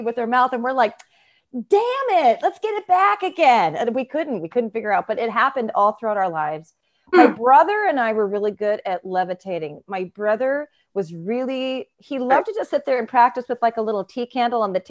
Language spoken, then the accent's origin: English; Ishpeming, Michigan, United States; I was born in Ishpeming, Michigan, in the UP.